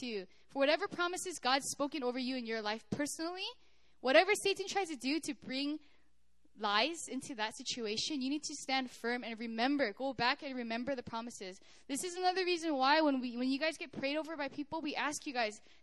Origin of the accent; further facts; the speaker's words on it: United States; moved away as an adult; also born or lived in Korea; I'm from America